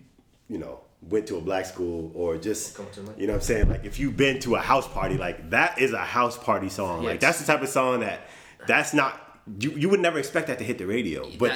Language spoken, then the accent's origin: English; New York, United States; As a New Yorker